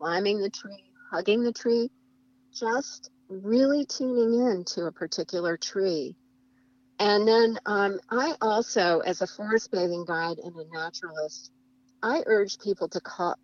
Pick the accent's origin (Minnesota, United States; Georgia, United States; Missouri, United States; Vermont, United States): Vermont, United States; now in Washington, United States; I'm from Vermont where, you know, we have incredible fall foliage in Vermont